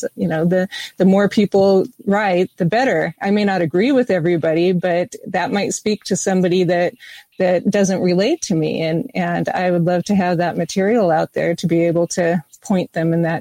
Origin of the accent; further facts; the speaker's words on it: United States; I am American